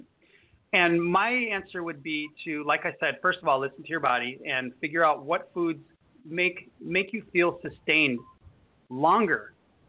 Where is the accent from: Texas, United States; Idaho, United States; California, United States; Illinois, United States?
Illinois, United States; Chicago; now in Florida, United States; I'm from Chicago